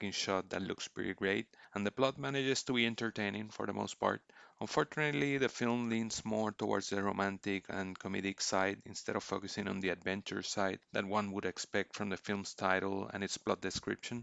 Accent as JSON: {"language": "English", "country": "Puerto Rico", "tie": "born or raised there", "said": "I was born and raised in Puerto Rico, I still live here"}